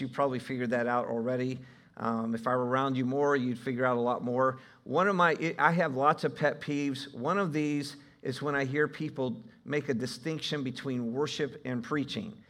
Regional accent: Ohio, United States; I'm from Ohio

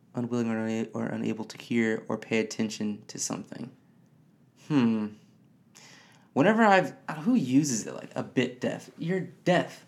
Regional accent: Detroit, Michigan, United States; I grew up in the city of Detroit, Michigan

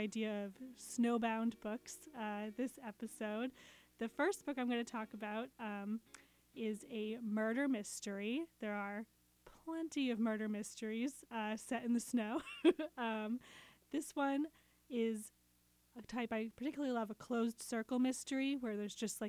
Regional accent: New Hampshire, United States; I grew up in New Hampshire

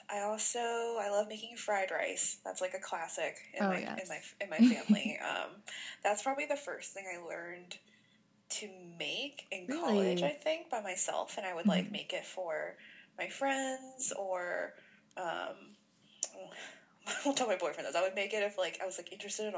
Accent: Cleveland, Ohio, United States; I grew up in Cleveland

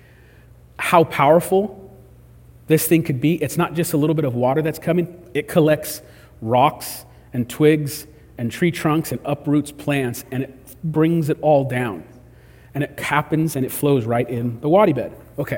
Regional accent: California, United States; We're from California

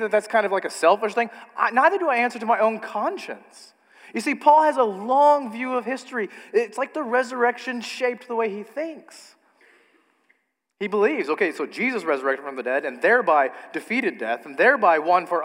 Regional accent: United States; as an American

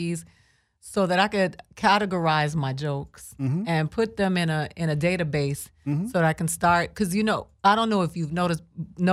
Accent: Boston, Massachusetts, United States; moved away; Boston, that's where I was born. I was born in Brigham Young Hospital

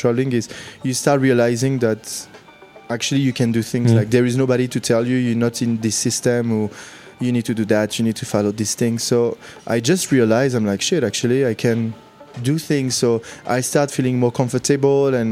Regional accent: Lyon, Auvergne-Rhône-Alpes, France; moved away as an adult; also born or lived in London / China; now in Hong Kong; I grew up in the suburb of Lyon, so in the south, like 3 miles away from Lyon

